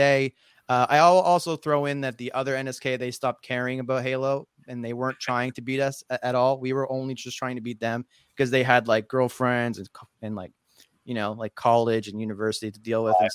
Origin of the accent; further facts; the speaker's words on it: Nova Scotia, Canada; I'm from Nova Scotia